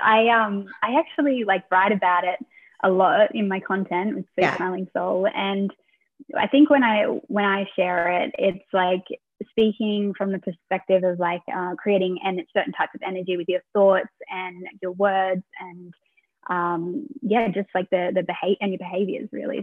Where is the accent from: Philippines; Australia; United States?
Australia; moved away as an adult; also born or lived in London, United Kingdom / Munich, Germany; now in Vienna, Austria; I am actually based in Vienna, Austria, but I'm originally from Australia